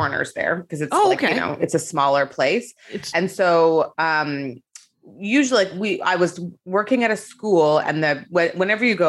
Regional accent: Canada; also born or lived in South Korea; now in Los Angeles, United States; I'm Canadian.

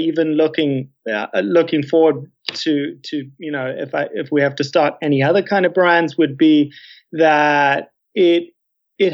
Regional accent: South Africa; moved away; as a South African, as an expat, to want to give back to my, you know, to my home country

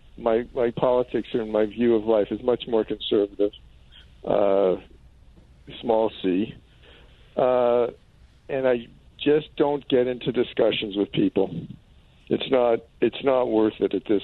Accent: Canada; now in Toronto, Canada; as a Canadian

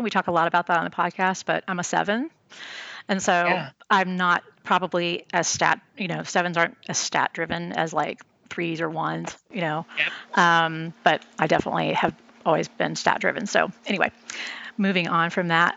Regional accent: San Antonio, Texas, United States; moved away; I'm originally from San Antonio

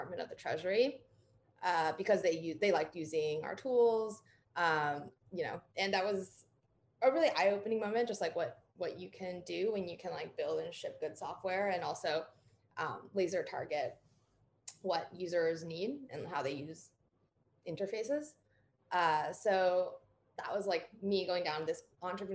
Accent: New York, United States; moved away as an adult; also born or lived in Berkeley, California; I grew up in New York State

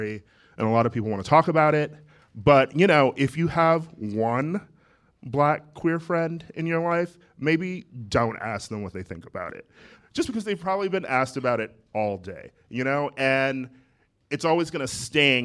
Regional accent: Milwaukee, Wisconsin, United States; moved away; I am from Milwaukee

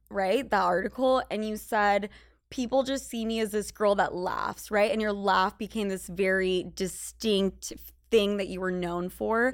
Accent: Utah, United States; moved away; also born or lived in Los Angeles / New York; in Utah, in high school, I was the most Spanish Latina girl

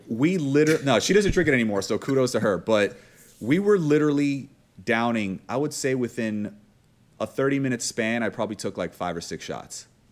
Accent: Miami, Florida, United States; I'm from Miami

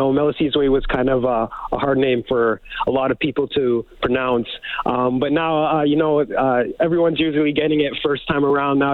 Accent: Leduc, Alberta, Canada; we grew up in Leduc, Alberta. Leduc, Alberta is our hometown

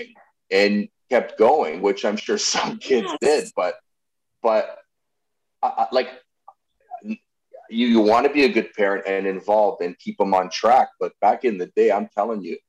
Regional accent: Toronto, Ontario, Canada; I grew up in Jane and Wilson

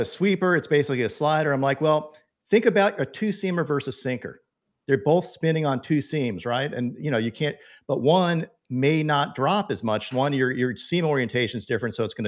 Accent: the South, United States; I am from the South

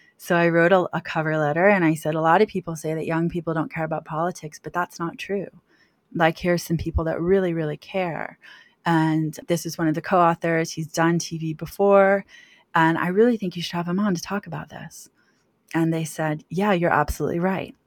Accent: Washington, District of Columbia, United States; I grew up in Washington D.C., so I grew up around, you know, lobbyists and lawyers and things like

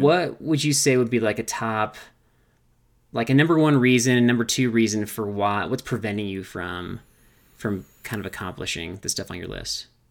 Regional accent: California, United States; growing up in California

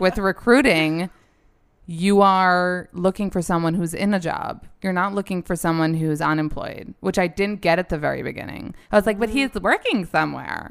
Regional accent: New York, United States; we're both born and raised in New York

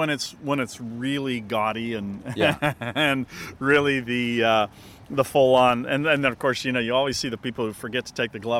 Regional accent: Southern California, United States; Well, believe it or not, here in Southern California.

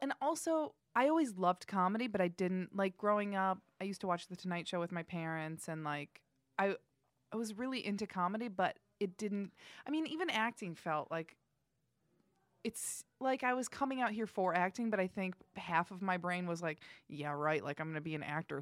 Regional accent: Indiana, United States; moved away as an adult; I'm from Indiana. I moved here to pursue acting.

